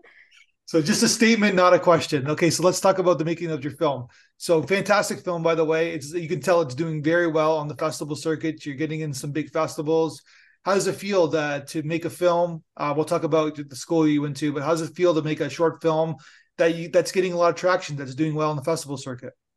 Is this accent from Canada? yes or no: yes; Canada; I'm Canadian